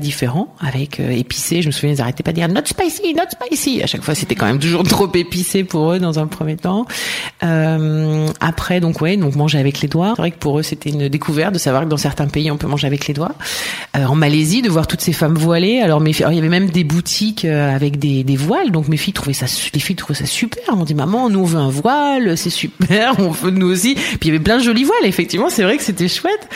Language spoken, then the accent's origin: French; Ardèche, Auvergne-Rhône-Alpes, France; also born or lived in Marseille / Montpellier / Strasbourg / Valencia; now in Barcelona, Spain; Je suis née vers Marseille et j'ai euh, grandi en Ardèche.